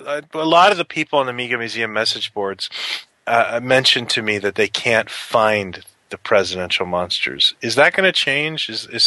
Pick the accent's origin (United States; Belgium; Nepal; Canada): Canada; I'm Canadian.